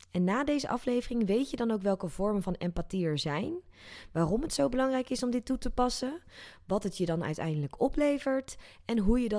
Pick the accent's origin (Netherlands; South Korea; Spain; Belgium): South Korea; born there; neem ik je even mee terug naar 2015, waar ik in Zuid-Korea, dat is het land waar ik geboren ben, in een bioscoop de film Inside Out zag